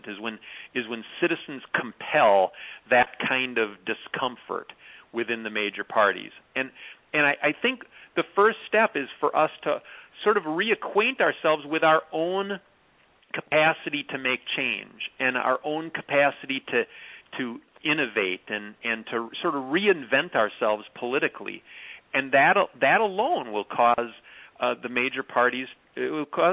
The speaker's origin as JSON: {"language": "English", "area": "Clark County", "region": "Wisconsin", "country": "United States", "tie": "born or raised there", "said": "Clark County, where I grew up, is one of the five poorest counties in Wisconsin."}